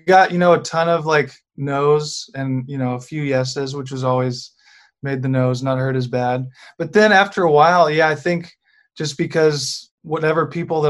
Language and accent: English; Memphis, Tennessee, United States; moved away as an adult; also born or lived in Abilene, Texas / Austin, Texas; I grew up here in Memphis